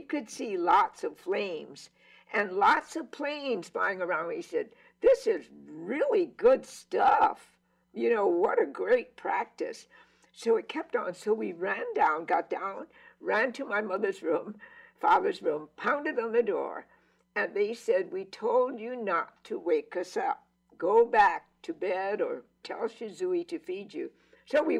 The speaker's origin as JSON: {"language": "English", "town": "Honolulu", "region": "Hawaii", "country": "United States", "tie": "born or raised there", "said": "we came home from Palolo Elementary School"}